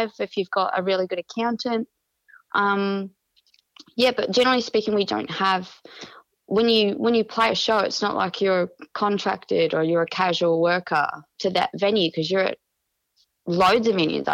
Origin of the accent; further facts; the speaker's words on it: New Zealand; now in Australia; I'm a New Zealander.